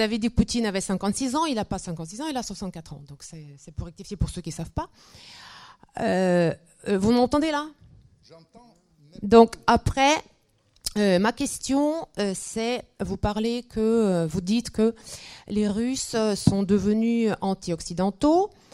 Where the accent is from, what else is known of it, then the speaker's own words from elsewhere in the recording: Russia; now in France; je retombe dans mon enfance de l'Union soviétique